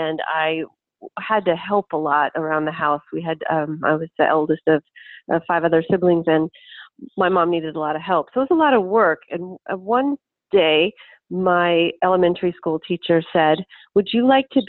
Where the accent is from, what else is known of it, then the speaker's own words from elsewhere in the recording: Lincoln, Nebraska, United States; I'm from Lincoln, Nebraska